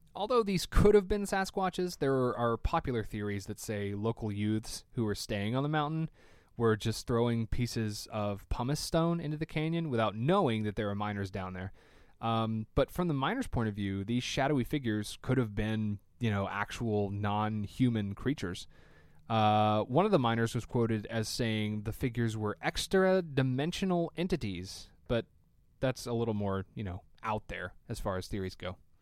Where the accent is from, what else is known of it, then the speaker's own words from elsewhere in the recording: Tennessee, United States; I'm from Tennessee